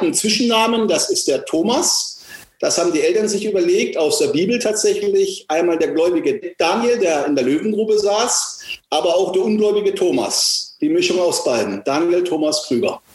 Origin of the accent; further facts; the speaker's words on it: Marsch, Baden-Württemberg, Germany; Ich bin in Marsch aufgewachsen